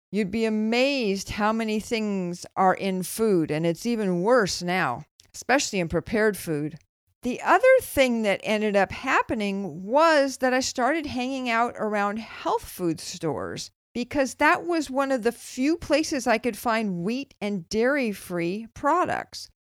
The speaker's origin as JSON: {"language": "English", "town": "Los Angeles", "region": "California", "country": "United States", "tie": "born or raised there", "also_born_or_lived": "Berkeley", "moved": "as an adult", "lives_now": "Bay Area, United States", "said": "I grew up in Los Angeles. I moved to Berkeley to go to college, and except for a couple of years back in L A, which I would prefer to forget, never really left the Bay Area again"}